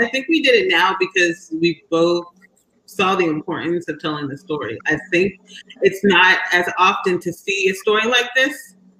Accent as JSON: {"language": "English", "country": "Nigeria", "said": "I think it's very interesting, since I am Nigerian, and Sana is African American."}